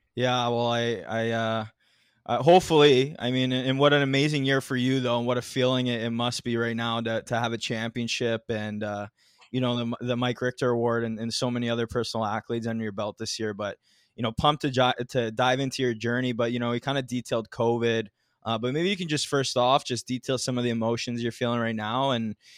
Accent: Mississauga, Ontario, Canada; Mississauga, which is my hometown as well. I'm here right now.

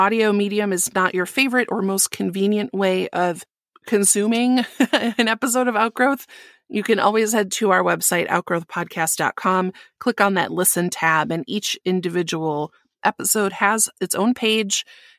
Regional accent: Midwest, United States; accent: Midwest; Well, I got married this year, and my Midwest accent just came out strong.

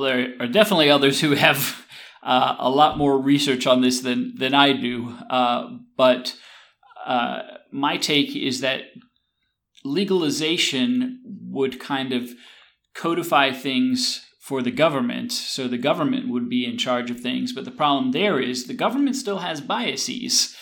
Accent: the South, United States; I grew up here in the South, and there were uh, migrants who would come work the tobacco and cotton fields

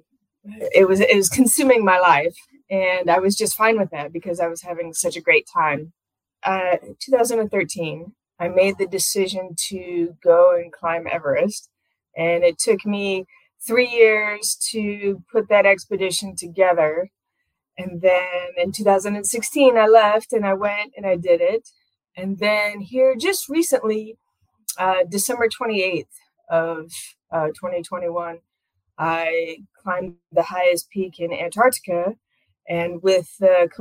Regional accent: Iowa, United States; I'm from here and I still live here

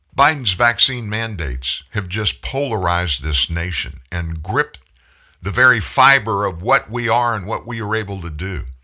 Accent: South Louisiana, United States; also born or lived in Franklin, Louisiana; I grew up in South Louisiana.

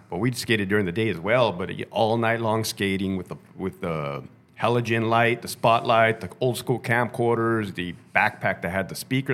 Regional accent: Brawley, California, United States; I grew up in Brawley, California, which is Southern Ca-, right there by Mexicali

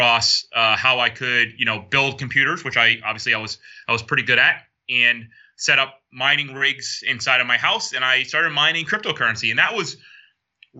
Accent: upstate New York, United States; moved away as an adult; now in Bermuda; where I was growing up as a kid, I was kind of in the outskirts in the boondocks in upstate New York

